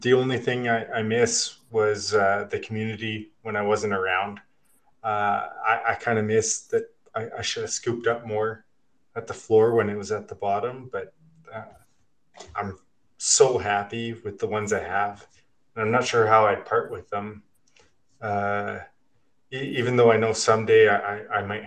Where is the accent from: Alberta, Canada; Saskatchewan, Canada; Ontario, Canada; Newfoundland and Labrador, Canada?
Saskatchewan, Canada; Regina; moved away as an adult; now in Kelowna, Canada; I grew up in Regina, Saskatchewan